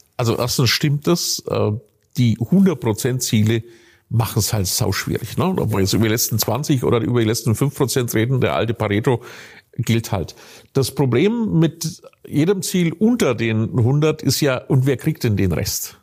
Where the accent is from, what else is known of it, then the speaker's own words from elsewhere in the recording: northern Bavaria, Germany; ich komme ganz aus dem Norden Bayerns